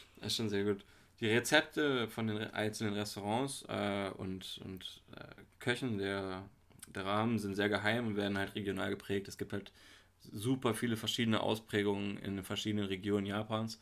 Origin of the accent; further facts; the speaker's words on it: near Hanover, Lower Saxony, Germany; moved away; ich komm aus der Nähe von Hannover her.